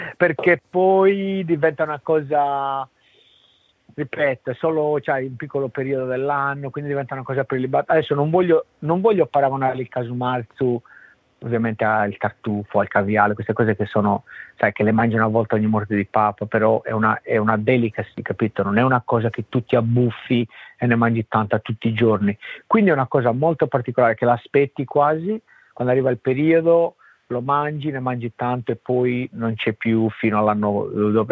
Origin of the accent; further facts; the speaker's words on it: Sardinia, Italy; now in Australia; ci sono cresciuto col casumarzu, per me c'è una cosa quasi normale, no? Cioè un cibo che noi ce l'abbiamo a casa